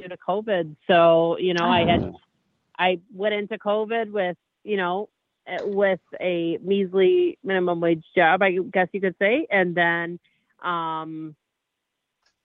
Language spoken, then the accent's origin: English; Bay City, Michigan, United States; I am from Bay City, Michigan.